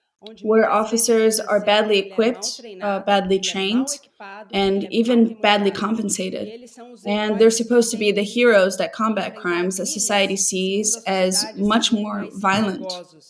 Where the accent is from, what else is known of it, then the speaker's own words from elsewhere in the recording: Brazil; I identify very much with Gabriela because I grew up in Brazil from a family that was very humble, very simple